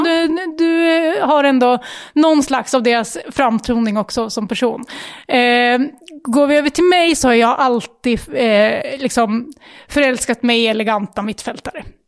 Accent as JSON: {"language": "Swedish", "town": "Västerås", "region": "Västmanland", "country": "Sweden", "tie": "born or raised there", "said": "vi är ju Västerås-tjejer båda två. Eh, födda och uppvuxna här, bor i Västerås"}